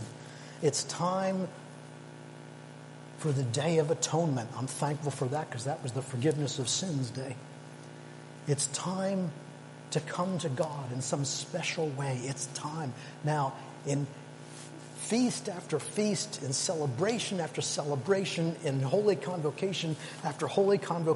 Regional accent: Canada; now in United Kingdom; I'm Canadian

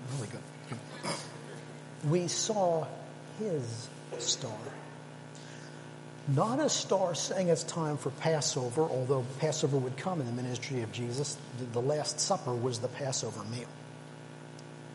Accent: Canada; now in United Kingdom; I'm Canadian

